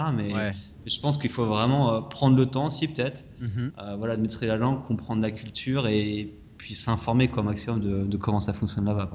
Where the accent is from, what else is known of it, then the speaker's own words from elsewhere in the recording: France; moved away; quand on vient de France